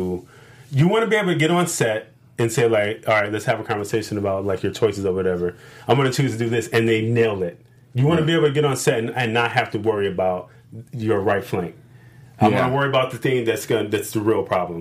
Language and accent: English; Chicago, Illinois, United States; I'm from Chicago